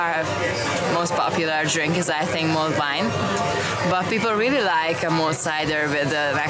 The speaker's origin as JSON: {"language": "English", "region": "Southern Hungary", "country": "Hungary", "moved": "as an adult", "lives_now": "Scotland", "said": "I'm from Hungary, from the south part of Hungary."}